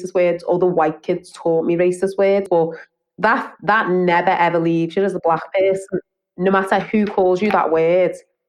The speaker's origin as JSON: {"language": "English", "town": "Halewood", "region": "North West England", "country": "United Kingdom", "tie": "born or raised there", "said": "I grew up in Halewood, which is on the outskirts of Merseyside in Knowsley."}